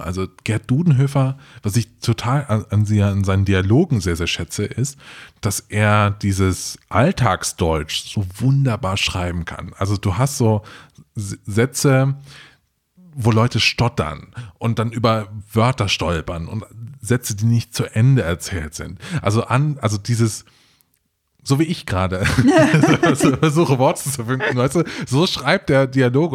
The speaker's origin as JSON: {"language": "German", "town": "Trier", "region": "Rhineland-Palatinate", "country": "Germany", "tie": "born or raised there", "said": "Ich, ich komm ja aus, äh, aus dem Hohen zurück und bin in Trier zur Schule gegangen"}